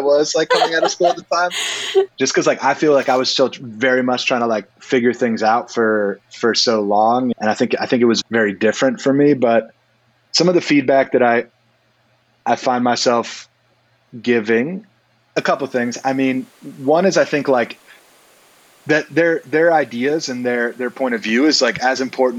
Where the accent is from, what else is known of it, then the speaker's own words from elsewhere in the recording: Baltimore, Maryland, United States; now in Brooklyn, United States; so I'm originally from Maryland. I was born in Baltimore and raised, you know, in the area